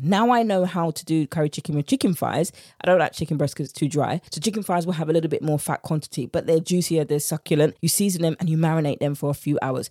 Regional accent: United Kingdom; accent: British; my British accent

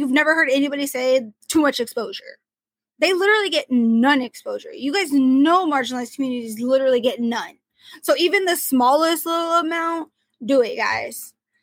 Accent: Portland, Oregon, United States; I'm from Portland, Oregon

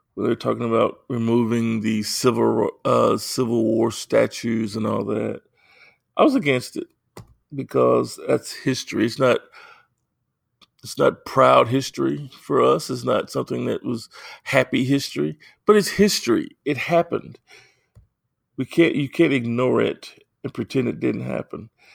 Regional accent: United States; I am African American

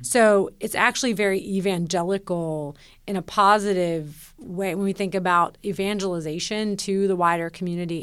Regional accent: Nashville, Tennessee, United States; moved away as an adult; When I moved back to Nashville, my hometown

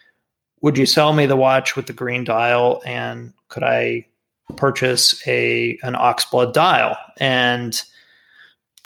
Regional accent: South Florida, United States; moved away as an adult; I grew up in South Florida

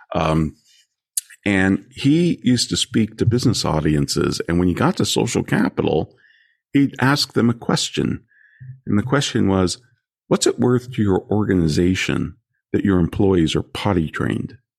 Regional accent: California, United States; I'm from California

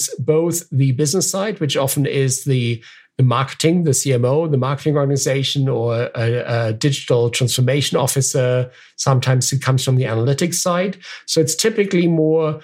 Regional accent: Germany; moved away; My family, I'm originally from Germany, and so I've visited family there

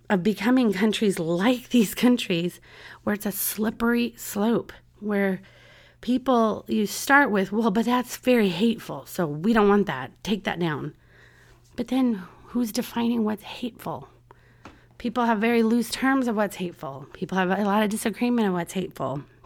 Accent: San Diego, California, United States; now in Orlando, United States; my hometown, San Diego, California

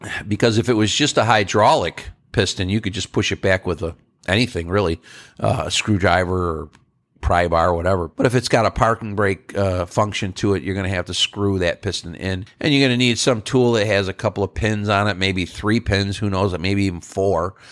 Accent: Northeast, United States; I'm from the Northeast

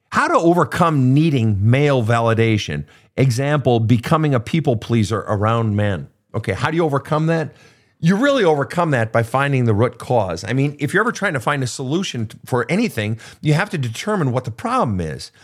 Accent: Minnesota, United States; my home state of Minnesota

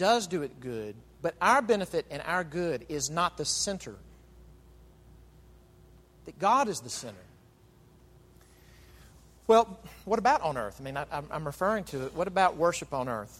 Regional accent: United States

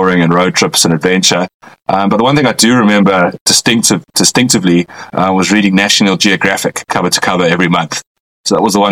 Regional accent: Westville, KwaZulu-Natal, South Africa; I was born and brought up in Westville, outside of Durban, on the east coast of South Africa

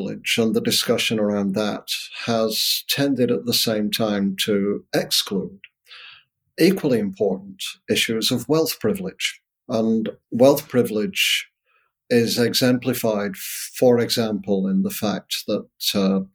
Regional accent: Northern Britain, the north of England, United Kingdom; my own experience, white, a working class, Northern, British, which is very different from Southern British, by the way, 1960s, growing up in that environment.

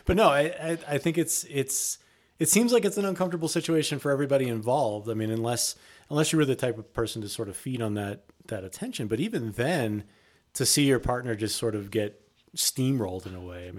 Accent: New York City, New York, United States; I don't know if you know this, but I grew up in New York City.

